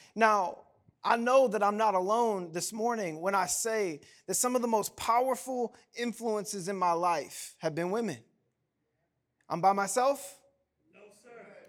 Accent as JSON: {"language": "English", "region": "the South", "country": "United States", "said": "I'm from the South"}